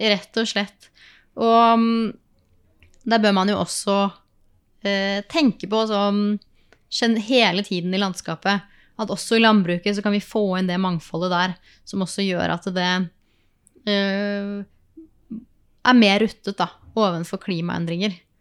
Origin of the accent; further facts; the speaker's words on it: Oslo, Norway; moved away as an adult; also born or lived in Østmarka; now in Dokka, Norway; jeg kommer fra Oslo